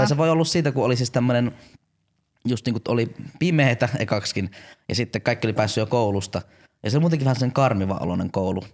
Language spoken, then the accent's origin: Finnish; Jyväskylä, Central Finland, Finland; mä oon tämmönen jyväskyläläinen